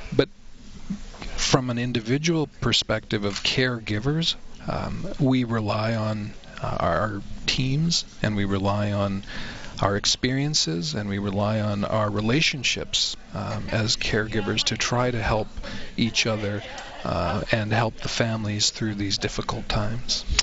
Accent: Canada; being a Canadian

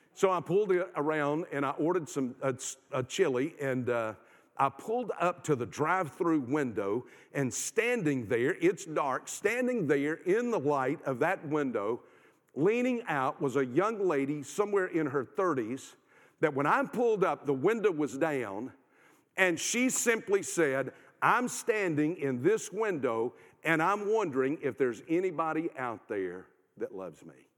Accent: South Carolina, United States; I'm from South Carolina

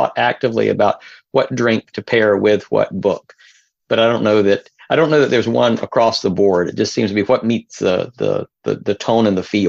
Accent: North Carolina, United States; I am from North Carolina originally, and that was my favorite independent bookstore when I was in North Carolina.

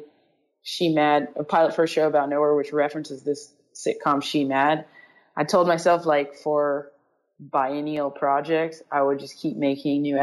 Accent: Los Angeles, California, United States; I grew up in Los Angeles

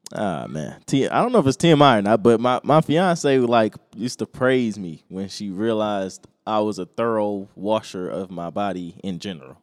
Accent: United States

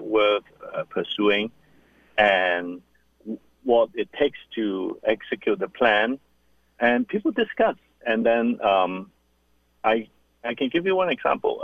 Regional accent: Hong Kong; I'm born and raised in Hong Kong

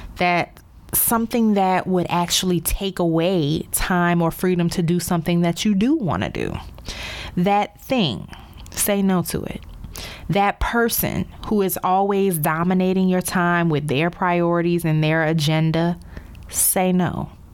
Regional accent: New Orleans, Louisiana, United States; moved away as an adult; also born or lived in Baltimore / Chicago / Dallas; now in Miami, United States; my hometown of New Orleans

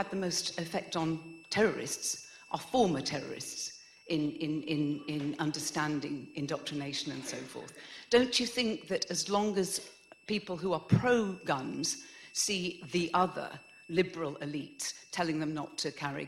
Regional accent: Canada; I speak as a Canadian

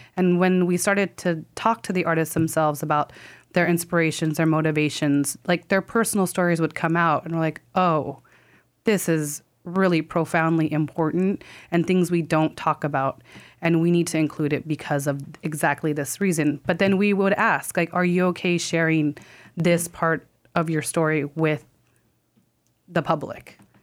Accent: California, United States; now in New York, United States; I am from California and live in New York

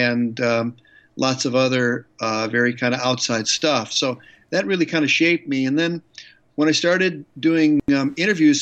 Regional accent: Chicago, Illinois, United States; moved away as an adult; now in Seattle, United States; I grew up in Chicago, and I was a radio guy for 26 years

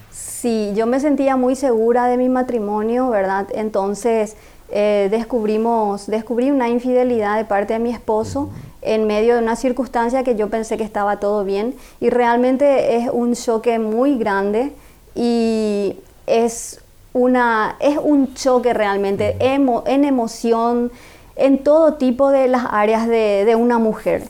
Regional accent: Asunción, Paraguay; nací en Asunción, en la capital acá de Paraguay.

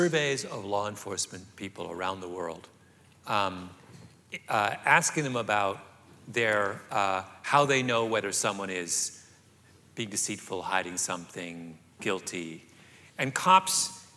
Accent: rural Southern Ontario, Canada; moved away; I grew up in rural Southern Ontario

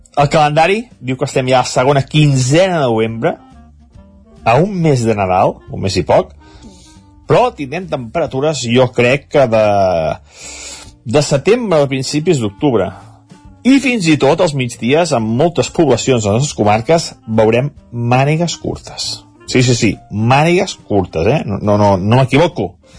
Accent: Sant Feliu de Codines, Catalonia, Spain; des del meu poble, des de Sant Feliu

